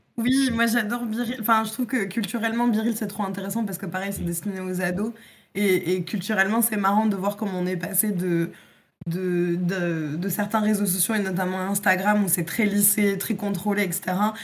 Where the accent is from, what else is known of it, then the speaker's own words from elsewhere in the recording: France; en tant que Français